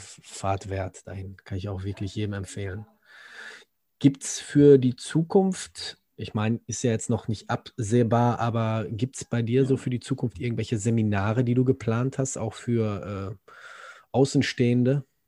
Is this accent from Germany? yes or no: yes; Germany; also born or lived in Gelsenkirchen